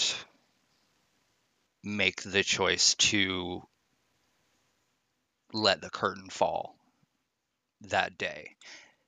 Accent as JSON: {"language": "English", "region": "Alabama", "country": "United States", "tie": "born or raised there", "also_born_or_lived": "Atlanta, Georgia", "moved": "yes", "said": "I went to high school in Alabama"}